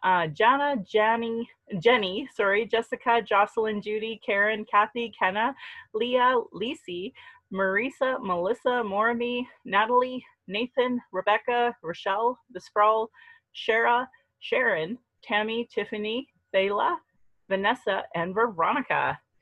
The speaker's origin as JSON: {"language": "English", "town": "Calgary", "region": "Alberta", "country": "Canada", "tie": "born or raised there", "said": "I was born here in Calgary, or in Blackfoot Mohkinstis … an English name which has afforded me privilege in an English colonial world. My mother is Northern Slavey Dene, or Satu Dene"}